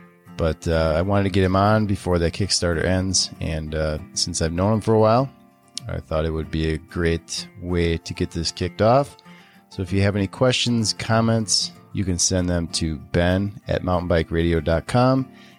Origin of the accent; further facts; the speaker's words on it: Wisconsin, United States; and I'm from Wisconsin.